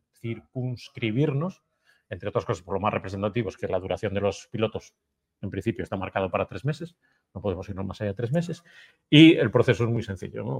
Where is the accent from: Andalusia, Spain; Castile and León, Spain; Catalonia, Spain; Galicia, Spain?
Galicia, Spain; como buenos gallegos tenemos el alma emigrante